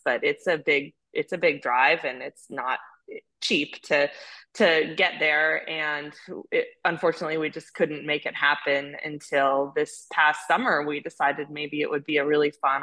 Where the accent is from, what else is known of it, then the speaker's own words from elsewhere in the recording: Hawaii, United States; also born or lived in California; now in Wellington, United States; I grew up in Hawaii riding.